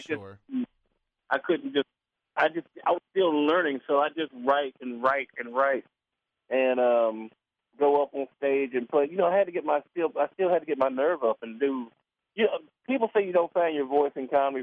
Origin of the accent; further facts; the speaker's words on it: Memphis, Tennessee, United States; Born and raised in Memphis, started comedy here like 20 years ago